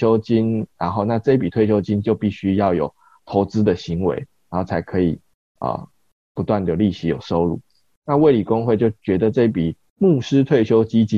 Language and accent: Chinese; Kaohsiung, Taiwan; 因为高雄是一个。是我们的长大的地方，